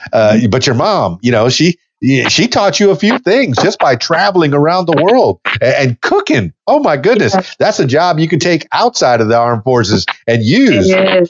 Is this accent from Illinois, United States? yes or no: no; the Florida Keys, South Florida, United States; I grew up in South Florida, the Florida Keys, you know, in the Everglades.